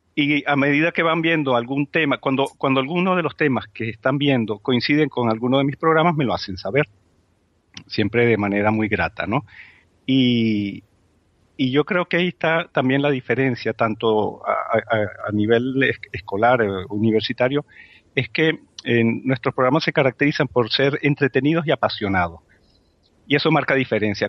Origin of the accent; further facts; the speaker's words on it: Spain; nuestra autoestima como, como, como españoles